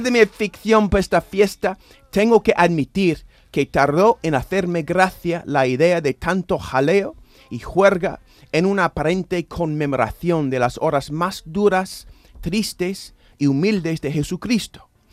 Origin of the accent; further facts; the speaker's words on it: United States; now in Seville, Spain; los católicos estadounidenses y algunos evangélicos lúgubres nos regodeamos tanto en el lado masoquista de nuestro credo